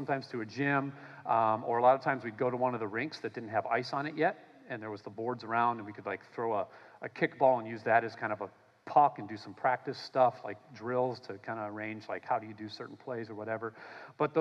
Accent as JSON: {"language": "English", "region": "Minnesota", "country": "United States", "tie": "born or raised there", "said": "I grew up in Minnesota"}